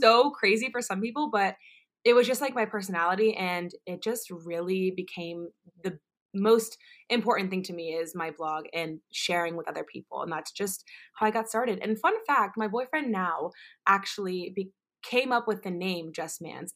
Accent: Orlando, Florida, United States; I am originally from Orlando, Florida

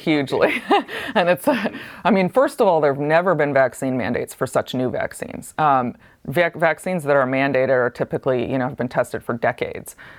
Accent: Ithaca, New York, United States; I grew up in Ithaca, New York, which is, like, the most hippie place you can imagine

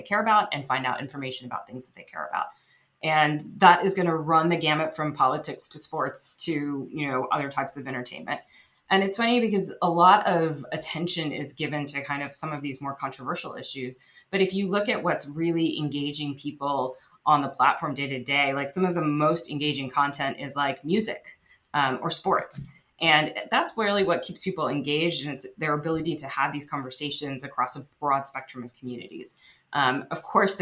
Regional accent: United States; also born or lived in Texas / New Jersey / Silicon Valley; I came when I was about 3 years old. I grew up in Texas and New Jersey

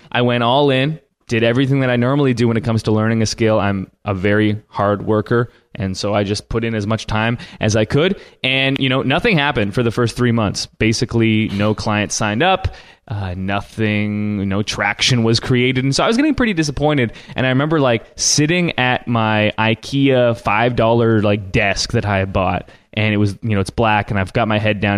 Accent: Canada; I'm Canadian.

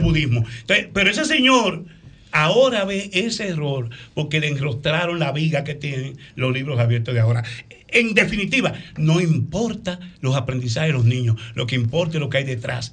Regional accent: Dominican Republic

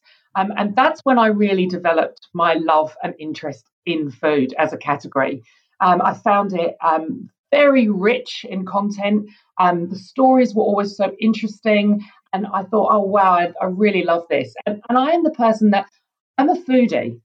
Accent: United Kingdom; now in New Zealand; I grew up in the UK, as you can probably tell from my accent

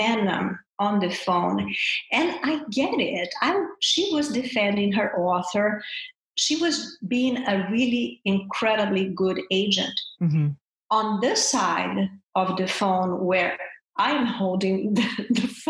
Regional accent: Brazil; moved away as an adult; now in United States; I'm from Brazil

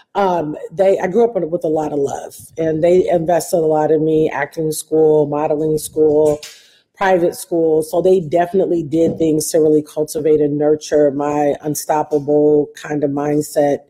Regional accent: Detroit, Michigan, United States; Detroit, and um, which is my hometown

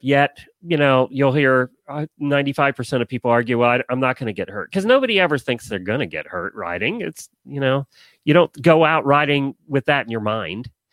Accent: New Holland, Pennsylvania, United States; I grew up in New Holland. I went to high school in New Holland.

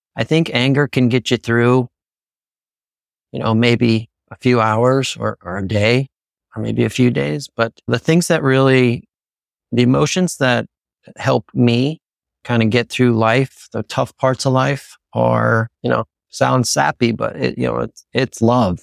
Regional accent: Pennsylvania, United States; I'm from Pennsylvania

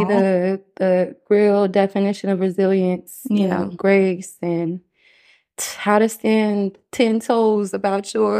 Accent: United States; it was really hard growing up in the States with a mother that's not from this country.

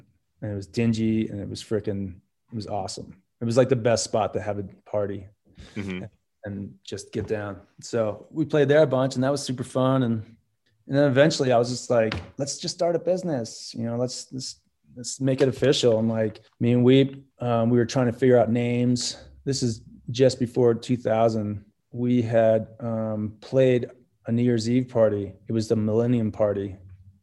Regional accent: New Jersey, United States; now in Jackson Hole, United States; We're from New Jersey and we went to school together

